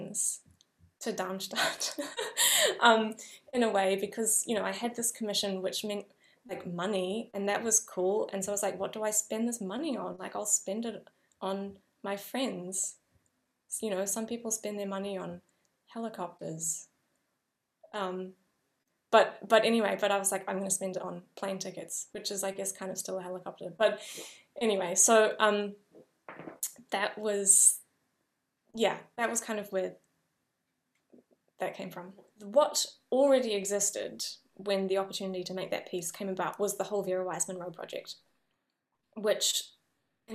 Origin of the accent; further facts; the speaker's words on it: New Zealand; moved away as an adult; I have as a New Zealander coming to Europe